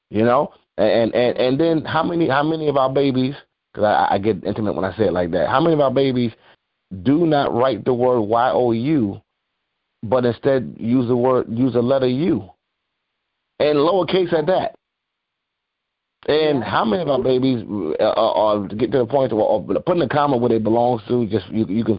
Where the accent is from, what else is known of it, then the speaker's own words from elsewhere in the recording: Mount Vernon, New York, United States; I grew up in Mount Vernon, New York, but outside the Bronx